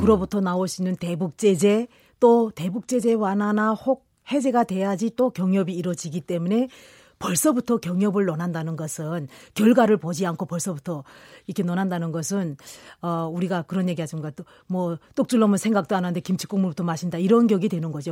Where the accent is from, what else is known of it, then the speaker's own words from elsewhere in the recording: Kilju, North Hamgyong, North Korea; moved away as an adult; now in South Korea; 저는 고향은 이번에 핵실험장 폐쇄한 쪽. 예, 한경북도 길주입니다